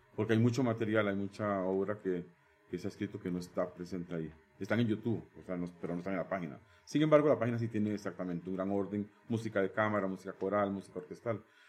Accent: Barva, Heredia, Costa Rica; moved away as an adult; now in Turrialba, Costa Rica; Barba es mi cuna, nací en Barba, amo a Barba

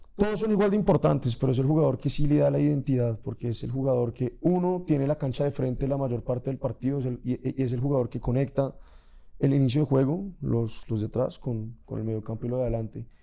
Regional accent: Colombia

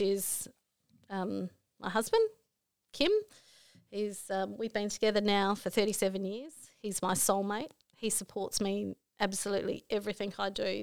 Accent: Broken Hill, New South Wales, Australia; also born or lived in Port Augusta, South Australia; I come from Broken Hill

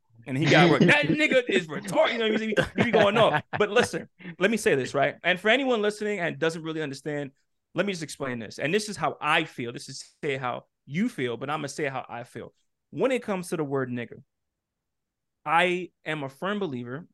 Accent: New York, United States; I grew up in New York

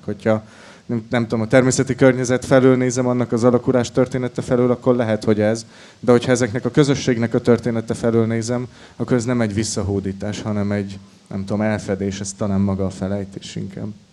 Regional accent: Salgótarján, Nógrád, Hungary; én sagotarjáni származású vagyok

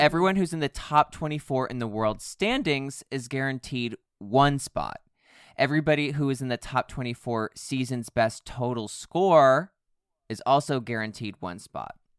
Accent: United States; I'm also American

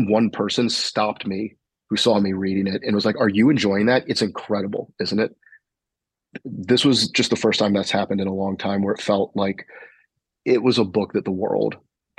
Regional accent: the South, United States; growing up in the South

